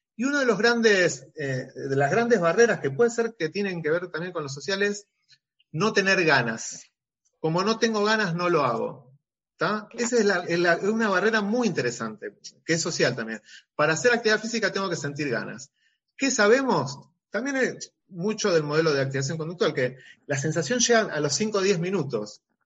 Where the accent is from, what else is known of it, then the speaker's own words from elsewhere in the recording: Rosario, Santa Fe, Argentina; yo soy de Rosario